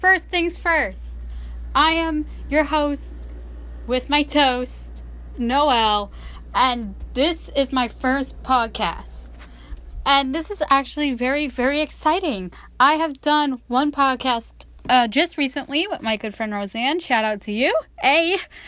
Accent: New York, United States; I am from New York

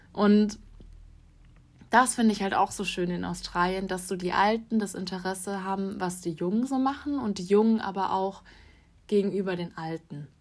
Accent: Freiburg, Baden-Württemberg, Germany; moved away; ich komme ursprünglich aus Freiburg

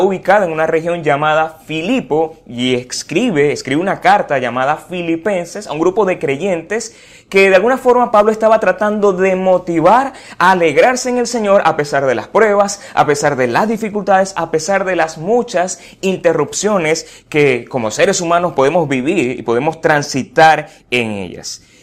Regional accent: Venezuela; una cantidad de situaciones que como venezolanos vivimos a diario y nos caracterizamos de alguna forma

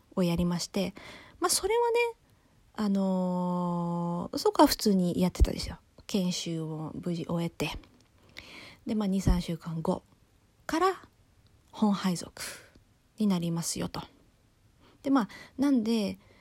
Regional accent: Japan; 私は日本人です

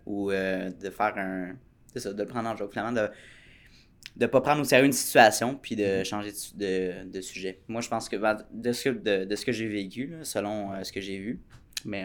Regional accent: Quebec, Canada; en tant que Québécois

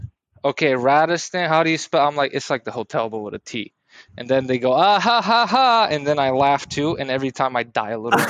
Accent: Bulgaria; now in United States; I'm from Bulgaria

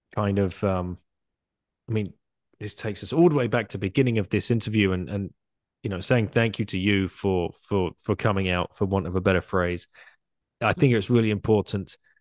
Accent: United Kingdom; moved away; as a British person

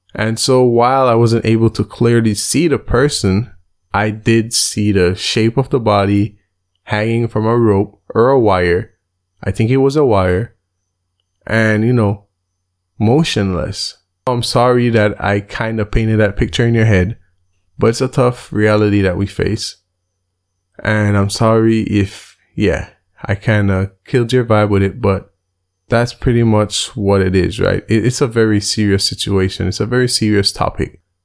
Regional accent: Belize; Belize, my home country, has a population of a little bit under four hundred thousand people

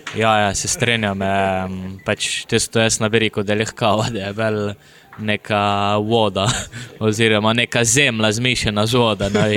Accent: Idrija, Slovenia; Prihajam iz Idrija, sem profesionalni

